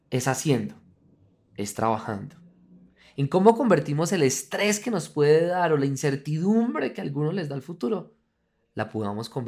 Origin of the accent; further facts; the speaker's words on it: Colombia; tres cosas son las que nos deberían estar uniendo como, como colombianos